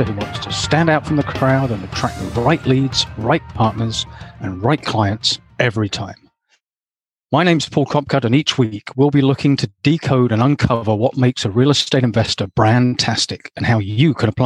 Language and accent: English; Hamilton, Ontario, Canada; my hometown in Hamilton, Ontario